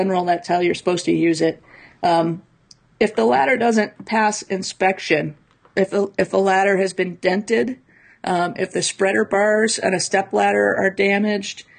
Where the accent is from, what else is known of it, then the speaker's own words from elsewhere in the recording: Midwest, United States; I grew up in the Midwest.